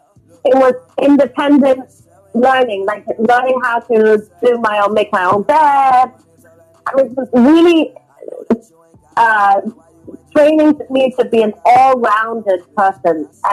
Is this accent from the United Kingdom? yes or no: yes; England, United Kingdom; also born or lived in Hong Kong; now in Los Angeles, United States; I was born in Hong Kong and raised in England.